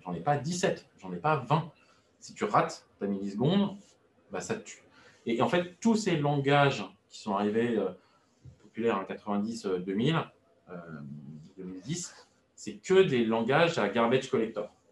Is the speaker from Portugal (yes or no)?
no; France; je suis français